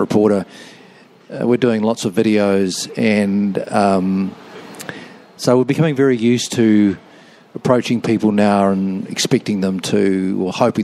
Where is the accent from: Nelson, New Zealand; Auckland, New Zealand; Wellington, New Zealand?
Auckland, New Zealand; now in Christchurch, New Zealand; I was brought up in Auckland, but where I work is Christchurch